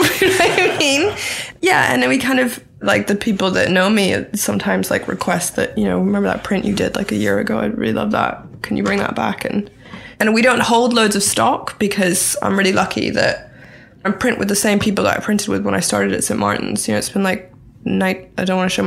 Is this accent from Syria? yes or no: no; Thailand; moved away; also born or lived in Bangkok; I grew up in Thailand, so I've kind of always lived between here and Bangkok